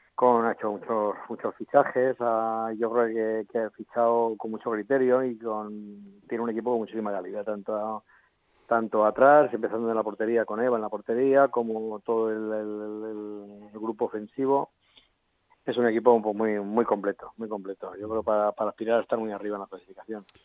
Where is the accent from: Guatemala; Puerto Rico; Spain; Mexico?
Spain; Leganés, Community of Madrid; soy vecino de Leganés